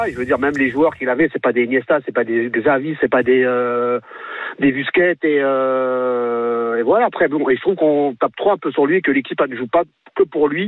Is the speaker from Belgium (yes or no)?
no; Marseille, Provence-Alpes-Côte d'Azur, France; d'abord, je suis marseillais, je suis supporter marseillais.